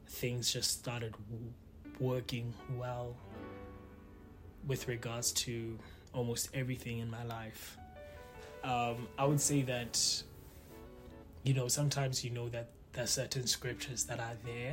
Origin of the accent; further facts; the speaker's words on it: Palapye, Central District, Botswana; first language Setswana; English is a second language; moved away as an adult; also born or lived in Lotsane; now in Canada; I grew up in Phalaphe, Botswana, and that is where I literally spent a good amount of my life.